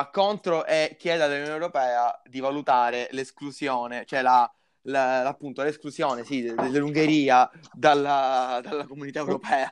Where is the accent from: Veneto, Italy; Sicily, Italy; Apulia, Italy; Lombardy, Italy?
Sicily, Italy; Palermo; noi parliamo da Palermo, noi siamo di Palermo